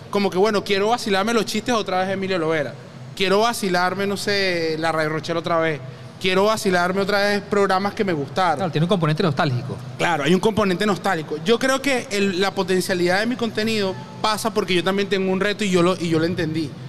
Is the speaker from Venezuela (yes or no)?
yes; Caracas, Capital District, Venezuela; Soy de Antímano.